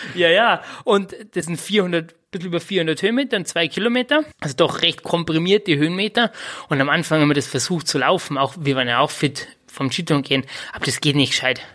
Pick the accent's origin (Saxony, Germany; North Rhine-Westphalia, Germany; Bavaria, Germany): Bavaria, Germany; Bad Reichenhall; komme aus Bad Reichenhall.